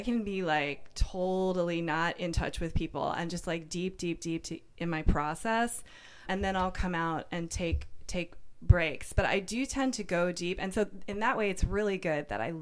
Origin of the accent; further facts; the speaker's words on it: Washington, District of Columbia, United States; moved away as an adult; now in San Francisco, United States; I'm from Washington, D.C.